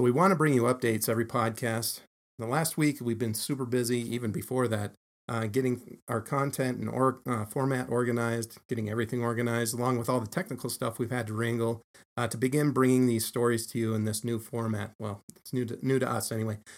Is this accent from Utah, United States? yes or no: yes; Salt Lake City, Utah, United States; I'm a townie. um, lived here all my life